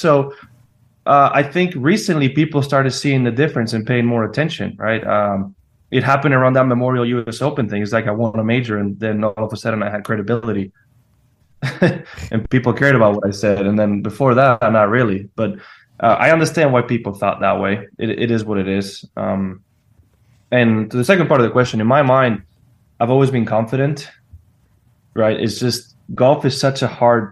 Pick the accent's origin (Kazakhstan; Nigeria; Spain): Spain; born or raised there